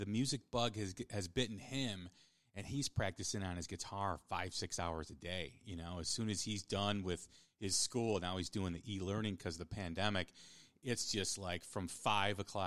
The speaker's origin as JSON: {"language": "English", "town": "Chicago", "region": "Illinois", "country": "United States", "tie": "born or raised there"}